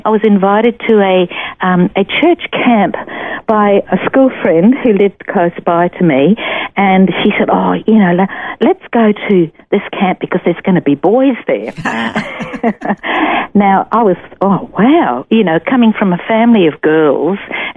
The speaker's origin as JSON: {"language": "English", "town": "Brisbane", "region": "Queensland", "country": "Australia", "tie": "born or raised there", "also_born_or_lived": "St Albans, Hertfordshire, England"}